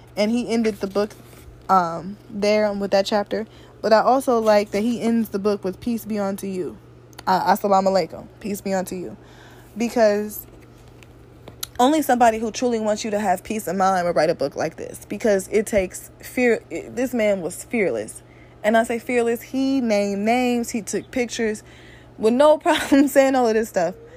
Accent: Midwest, United States; I'm from the Midwest

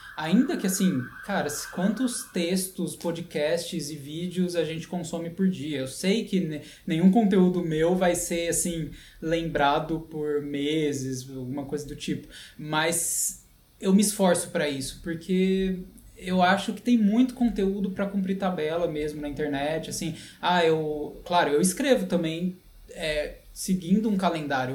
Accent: São Paulo, Brazil; moved away as an adult; also born or lived in Canada / Europe; sou nascido na, em São Paulo, capital, na Zona Leste

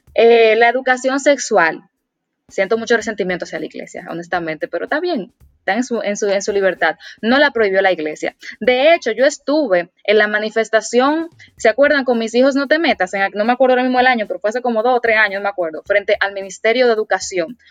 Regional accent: Dominican Republic; como dominicana y como mujer

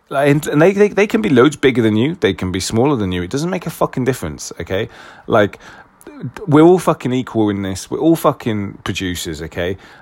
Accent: United Kingdom; being very British

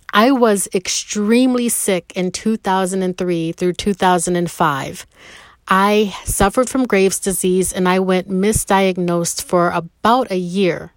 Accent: Rochester, New York, United States; moved away; I'm no longer having to live in Rochester, my hometown. No more snow country

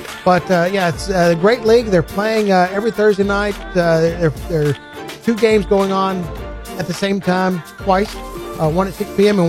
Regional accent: the South, United States; I'm from the South.

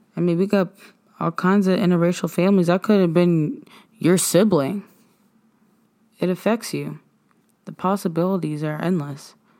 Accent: Nova Scotia, Canada; we are African Nova Scotians

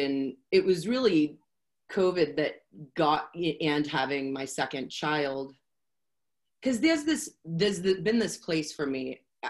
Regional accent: Boston, Massachusetts, United States; moved away; Oh, I'm from Boston. That's what's wrong with me. I'm from Boston. I moved out here in like 1995, and I really think that I don't have an accent anymore.

